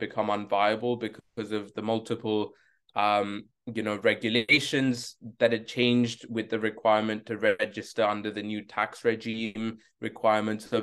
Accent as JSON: {"language": "English", "town": "New Delhi", "region": "Delhi", "country": "India", "moved": "as an adult", "lives_now": "London, United Kingdom", "said": "I come from New Delhi, India. I'm a social entrepreneur, an artist, and a golfer from India, and I currently live in London"}